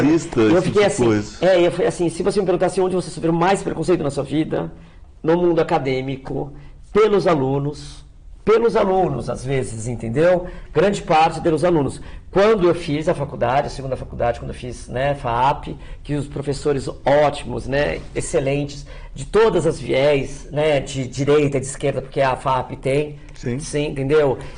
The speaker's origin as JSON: {"language": "Portuguese", "region": "São Paulo", "country": "Brazil", "tie": "born there", "said": "Porque eu Nasci no Cerqueira César, já faz mais de 15 anos que eu moro em Santa Cecília. Minha família, quando emigrou, foi para o Bexiga"}